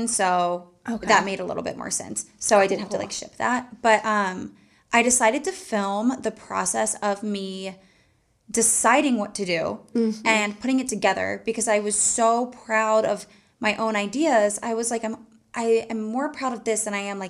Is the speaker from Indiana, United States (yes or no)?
no; Charleston, South Carolina, United States; I am from Charleston and I wanted to get married there